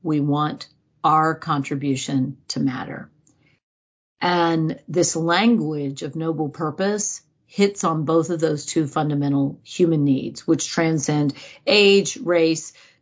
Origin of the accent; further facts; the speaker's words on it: United States; as an American